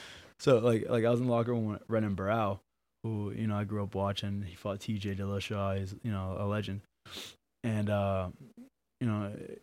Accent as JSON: {"language": "English", "town": "Abington", "region": "Massachusetts", "country": "United States", "said": "I'm from Abington."}